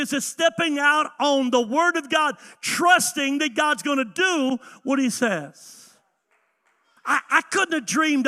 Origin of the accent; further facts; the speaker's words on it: the South, United States; I grew up in the South